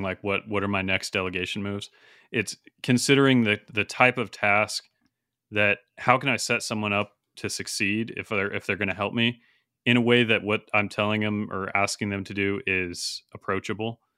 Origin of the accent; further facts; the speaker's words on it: Montana, United States; a university near where I grew up in Montana, Dillon, Montana